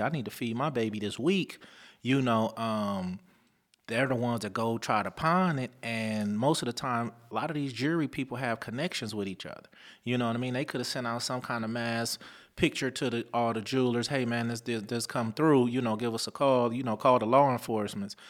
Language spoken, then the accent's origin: English; Lynwood, California, United States; also born or lived in Compton; growing up in the Linwood Compton area.